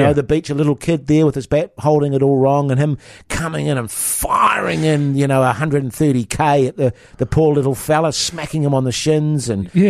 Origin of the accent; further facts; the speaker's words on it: India; English is a second language; when I was playing growing up in India, we never played this, in inverted commas, friendly way.